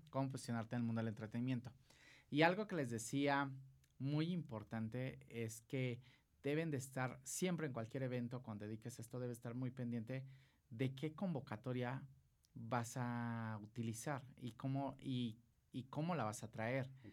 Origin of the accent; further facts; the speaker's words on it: Acapulco, Guerrero, Mexico; accent: costeño; yo soy de Acapulco